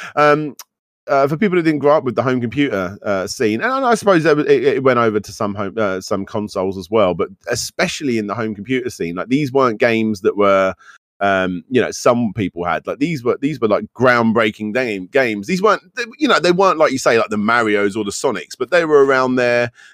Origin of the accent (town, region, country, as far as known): United Kingdom